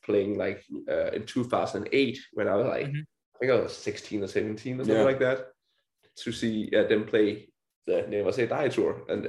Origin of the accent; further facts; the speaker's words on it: Denmark; like that was in my hometown. It was like the Maker in Denmark, so we kind of grew up with that.